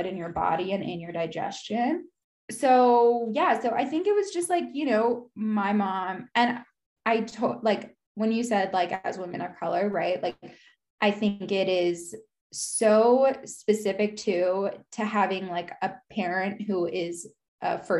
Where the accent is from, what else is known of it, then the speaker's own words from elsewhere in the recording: United States; now in Salt Lake City, United States; I grew up in the States